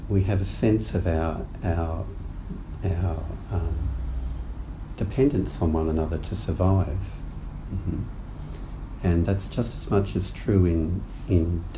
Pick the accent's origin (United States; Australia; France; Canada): Australia; growing up in Australia